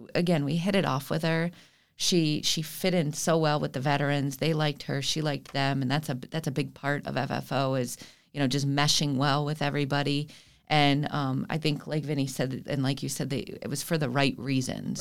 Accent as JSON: {"language": "English", "town": "Fort Lauderdale", "region": "Florida", "country": "United States", "tie": "born or raised there", "said": "I was born and raised here in Fort Lauderdale"}